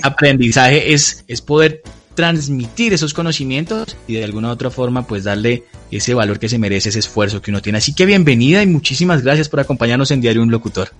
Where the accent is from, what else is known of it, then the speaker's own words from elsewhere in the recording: Colombia; como buenos colombianos